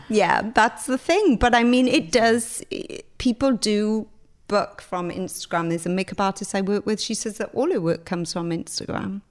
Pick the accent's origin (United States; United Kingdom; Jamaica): United Kingdom; Pontypool, Wales; moved away as an adult; I grew up in Griffiths Town